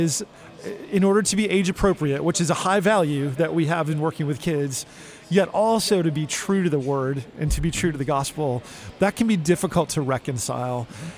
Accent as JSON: {"language": "English", "region": "New Jersey", "country": "United States", "tie": "born or raised there", "said": "Okay. So I grew up in New Jersey."}